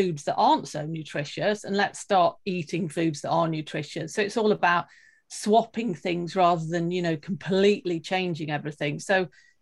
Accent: United Kingdom; now in Sweden; I live in Sweden at the moment, but I am actually British.

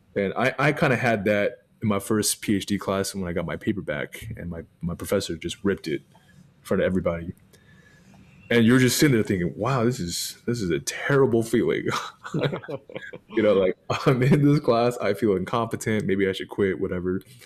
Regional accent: Arlington, Texas, United States; I was born in Arlington, Texas

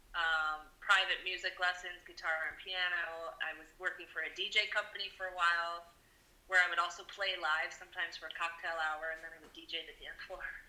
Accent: Deerfield, Illinois, United States; also born or lived in Chicago / Puerto Vallarta; now in Wheeling, United States; I grew up in Deerfield, Illinois, in the suburbs, the north suburb

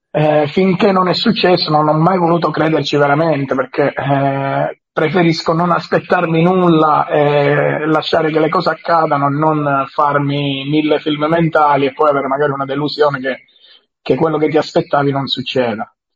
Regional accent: Calabria, Italy; sono calabrese

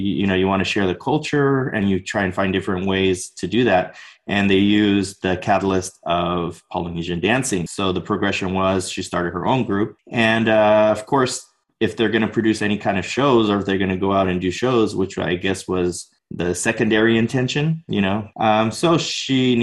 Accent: Orange County, Southern California, United States; I was born and raised here in Orange County, Southern California

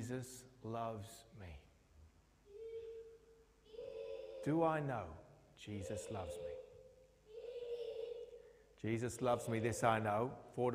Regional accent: United Kingdom; we've been a bit like that in the UK

